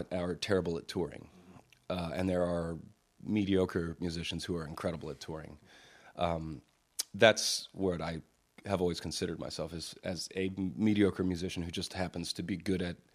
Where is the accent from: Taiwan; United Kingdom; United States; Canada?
United States; Virginia; also born or lived in Pittsburgh; I was I was born here in Pennsylvania, uh, in Pittsburgh actually, but spent most of my most of the important years in my life uh, in rural Virginia.